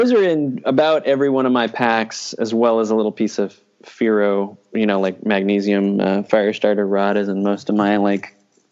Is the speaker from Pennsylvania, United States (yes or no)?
no; New Mexico, United States; I grew up in New Mexico in the mountains, so I still have a soft spot for New Mexico.